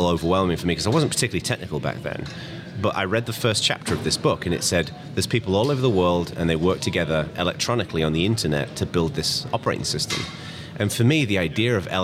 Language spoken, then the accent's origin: English; England, United Kingdom; now in California, United States; I'm originally English, but I live in America now. I live in California, in the East Bay